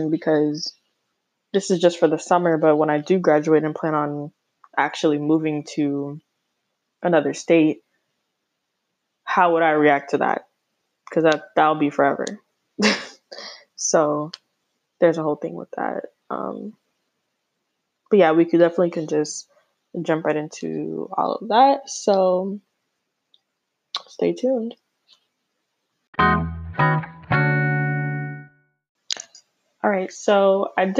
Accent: Florida, United States; moved away; I'm originally from Florida

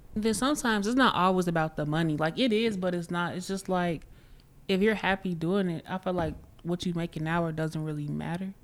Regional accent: Chicago, Illinois, United States; I'm from Chicago

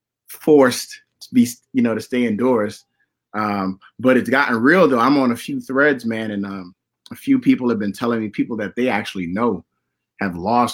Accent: Miami, Florida, United States; I'm from Miami

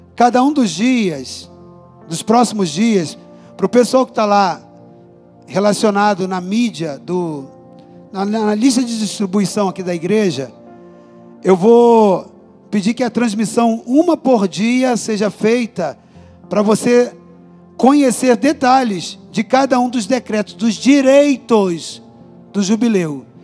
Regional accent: Brazil; Eu sou brasileiro

